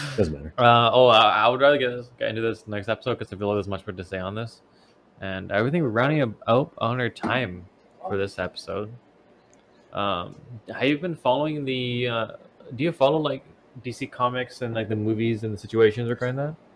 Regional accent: Canada; we're from Canada

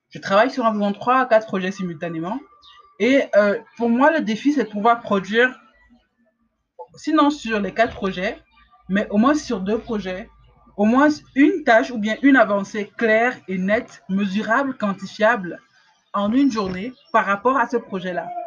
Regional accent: Cameroon; en tant qu'Africain, en tant que Camerounais, il ne faut pas qu'on se juge uniquement par rapport au standard de, qualité camerounais ou africain.

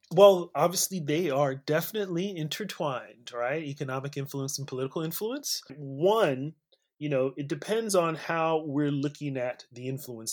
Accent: California, United States; also born or lived in Nigeria; I was born and raised in California

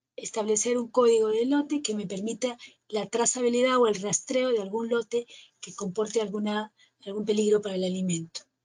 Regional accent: Peru; aquí en mi país, en el Perú

